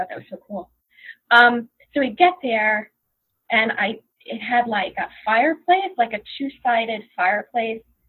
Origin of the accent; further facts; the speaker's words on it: Long Branch, New Jersey, United States; I grew up in Long Branch, New Jersey, and there is a little lake there.